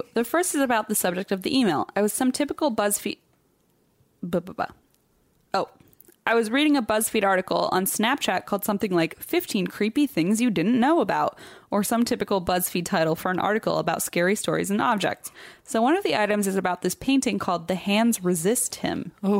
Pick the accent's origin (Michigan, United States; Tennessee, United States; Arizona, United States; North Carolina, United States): Tennessee, United States; Nashville; Wrong. I'm from Nashville.